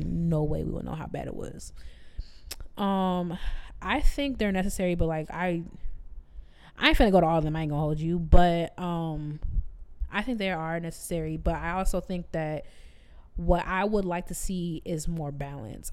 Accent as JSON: {"language": "English", "town": "Chicago", "region": "Illinois", "country": "United States", "moved": "yes", "lives_now": "Memphis, United States", "said": "I'm from Chicago"}